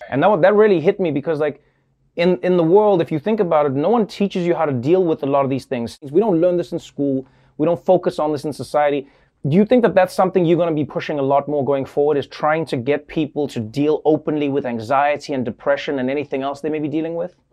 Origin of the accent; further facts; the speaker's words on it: South Africa; I grew up in South Africa.